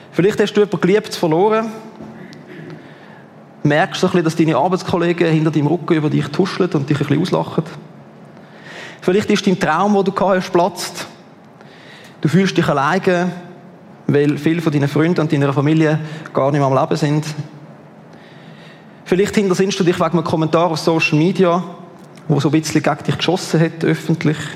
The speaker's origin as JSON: {"language": "German", "country": "Switzerland", "said": "wir als Schweizer"}